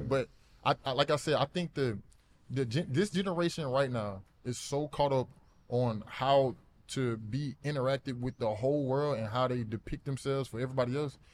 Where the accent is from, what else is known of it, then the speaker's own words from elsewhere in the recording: Alabama, United States; moved away as an adult; also born or lived in Arizona; I grew up in Alabama